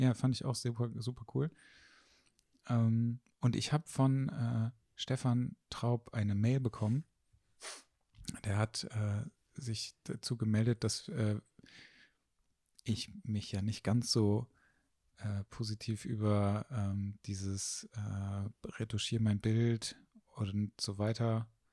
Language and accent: German; Haan, North Rhine-Westphalia, Germany; also born or lived in Düsseldorf; Also ich komme ja aus Hahn. Und Hahn sind so 30.000 Einwohner.